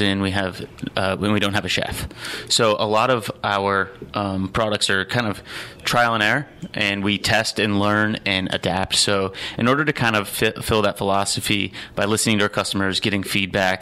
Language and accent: English; Dayton, Ohio, United States; now in Columbus, United States; We grew up together in Dayton, Ohio. So we are Ohio boys